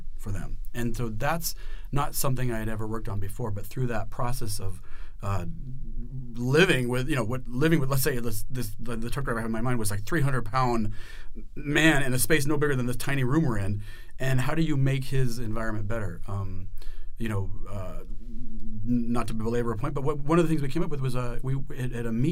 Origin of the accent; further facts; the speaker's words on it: Prescott, Arizona, United States; I grew up in Prescott, Arizona, redneck